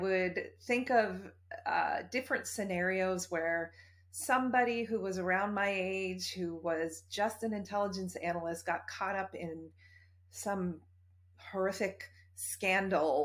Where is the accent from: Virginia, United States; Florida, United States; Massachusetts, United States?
Massachusetts, United States; near Boston, closer to Cape Cod; moved away as an adult; also born or lived in Washington, D.C.; I grew up near Boston, actually closer to Cape Cod.